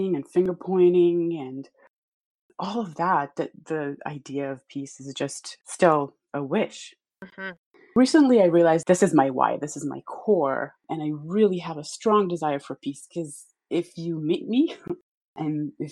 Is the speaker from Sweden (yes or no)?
no; Israel; moved away as an adult; I was born and raised in Israel. I lived about half of my life in the Middle East